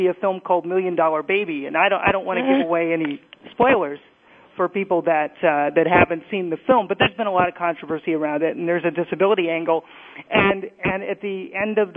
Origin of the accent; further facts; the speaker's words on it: Indianapolis, Indiana, United States; now in New York, United States; I grew up in Indianapolis, Indiana.